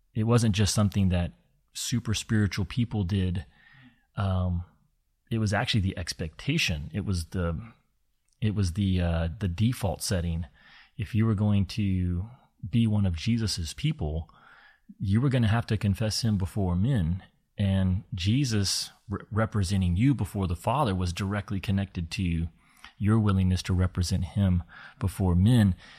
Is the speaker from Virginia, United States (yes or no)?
no; Kentucky, United States; I had grown up in in a part of the states that's known as the Bible Belt, and uh, a lot of my childhood was spent in Kentucky